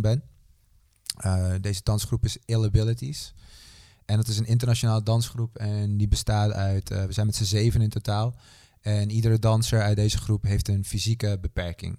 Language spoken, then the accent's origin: Dutch; Netherlands; opgegroeid in Nederland